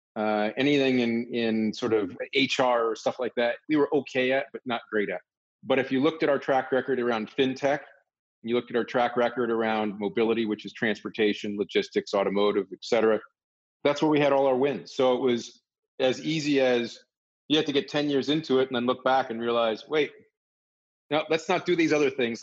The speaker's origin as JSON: {"language": "English", "region": "Northern Virginia", "country": "United States", "tie": "born or raised there", "said": "I grew up in Northern Virginia"}